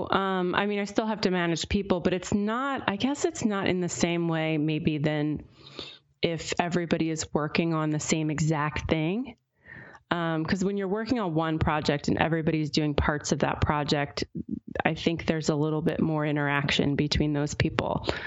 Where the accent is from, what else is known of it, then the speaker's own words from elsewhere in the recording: Pennsylvania, United States; luckily, I ended up at Temple, which is right in Philadelphia, so near my hometown. So I was able to move back home and commute to Temple.